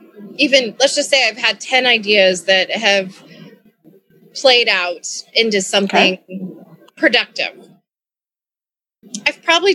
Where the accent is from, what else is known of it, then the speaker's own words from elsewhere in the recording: Kentucky, United States; moved away as an adult; now in Chicago, United States; I moved to Chicago from Kentucky and started working in restaurants